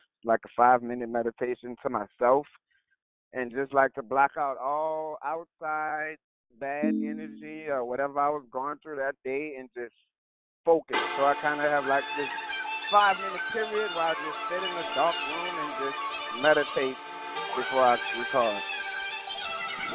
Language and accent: English; New Orleans, Louisiana, United States; I'm from New Orleans